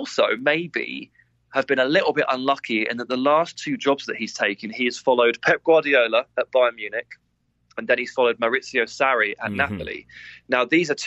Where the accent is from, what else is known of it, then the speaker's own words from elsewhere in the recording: England, United Kingdom; as an Englishman